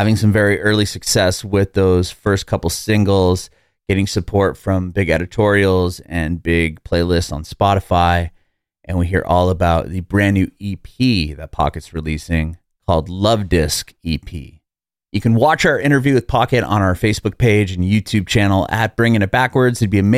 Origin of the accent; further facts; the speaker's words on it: San Diego, California, United States; now in Nashville, United States; I'm originally from San Diego, California. So I had